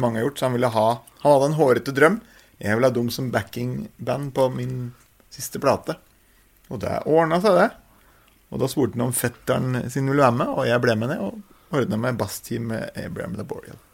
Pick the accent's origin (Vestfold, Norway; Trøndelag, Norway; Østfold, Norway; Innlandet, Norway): Innlandet, Norway; Østre Toten; jeg er jo fra Østre Toten, som er ganske sånn uh, eh, gardsbrukbygd